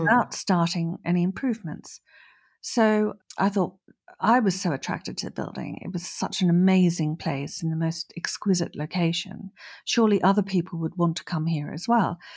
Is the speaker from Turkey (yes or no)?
no; Australia; moved away as an adult; also born or lived in Norfolk, United Kingdom / London, United Kingdom; now in France; I was born in Australia and I moved to the U K when I was twenty-two after university